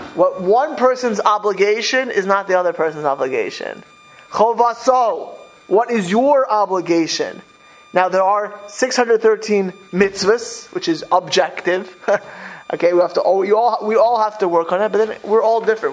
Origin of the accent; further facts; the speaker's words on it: Miami Beach, Florida, United States; moved away; I grew up in Miami Beach.